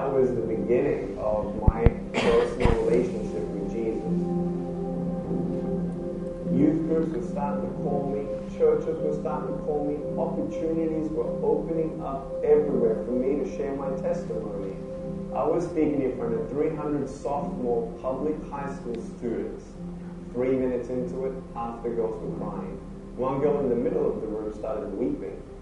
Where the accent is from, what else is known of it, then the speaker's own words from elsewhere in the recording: Melbourne, Victoria, Australia; I was born in Melbourne, Australia, 1982